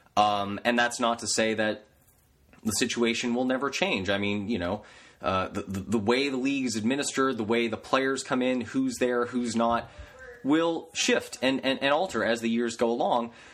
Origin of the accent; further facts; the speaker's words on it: Canada; I'm Canadian